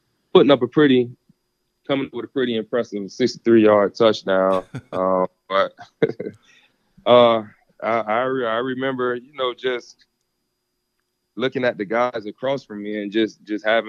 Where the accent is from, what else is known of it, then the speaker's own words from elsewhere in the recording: South Florida, United States; I grew up here in South Florida